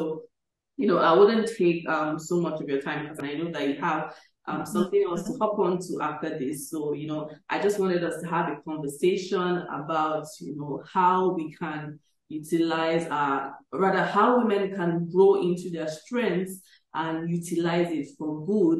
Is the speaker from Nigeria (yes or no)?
yes; Nigeria; I'm still a Nigerian to my bone